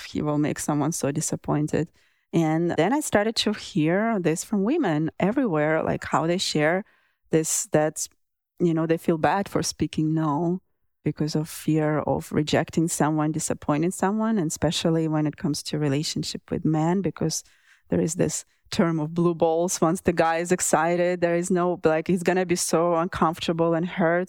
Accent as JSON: {"language": "English", "country": "Russia", "tie": "born or raised there", "moved": "yes", "said": "I grew up in Russia"}